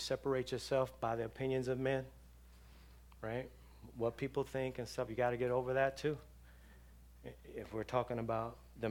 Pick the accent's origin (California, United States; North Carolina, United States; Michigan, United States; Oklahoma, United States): California, United States; Los Angeles; I grew up around drug dealers. I grew up around gangbangers in Los Angeles.